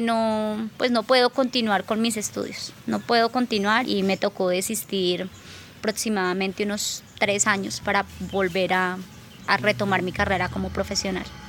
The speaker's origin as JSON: {"language": "Spanish", "town": "Algeciras", "region": "Huila", "country": "Colombia", "tie": "born or raised there", "also_born_or_lived": "Bogotá / Neiva", "said": "nacida y criada acá en Algeciras, Huila"}